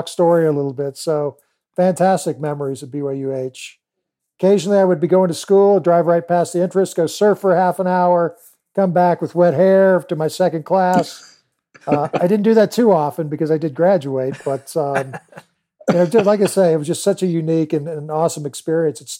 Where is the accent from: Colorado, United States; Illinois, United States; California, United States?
California, United States; moved away; also born or lived in Georgia / Kailua, Hawaii; I grew up in California